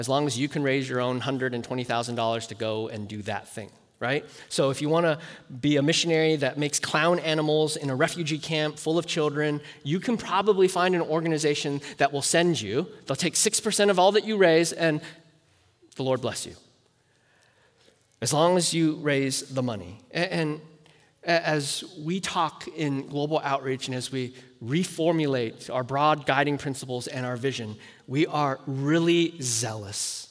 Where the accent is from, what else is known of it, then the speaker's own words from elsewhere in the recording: United States; as American Christians